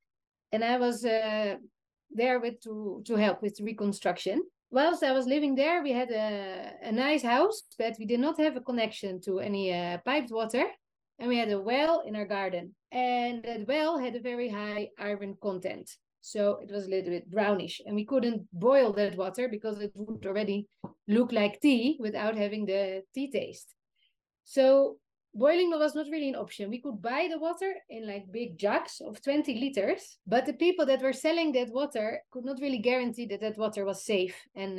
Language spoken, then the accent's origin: English; Netherlands; So yeah, we come from the Netherlands. We're so spoiled. We even flush our toilets in the Netherlands with mineral drinking water.